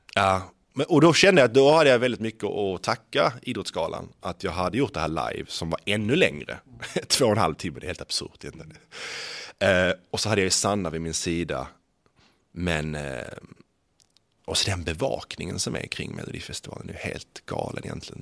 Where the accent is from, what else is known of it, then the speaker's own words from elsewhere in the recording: Skåne, Sweden; accent: Scanian (skånska); jag pratar skånska